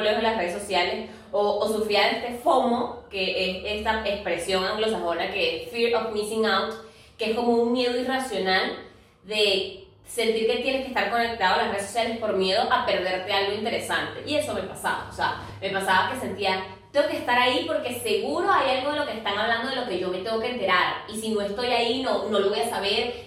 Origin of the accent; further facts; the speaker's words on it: Venezuela; now in Lima, Peru; somos inmigrantes, vivimos en otro país diferente, un país diferente al de nuestras familias o nuestra región, porque somos venezolanas y vivimos en Lima